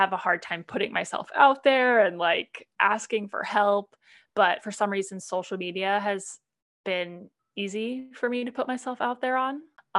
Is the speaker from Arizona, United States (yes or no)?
yes; Phoenix, Arizona, United States; I grew up in Phoenix, Arizona. I always stayed close to the nest. I'm very close to my family. I'm the oldest of four. So I have two younger sisters and one younger brother